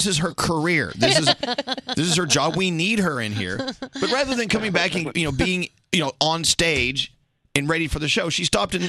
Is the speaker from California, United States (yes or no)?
no; Texas, United States; I'm from Texas.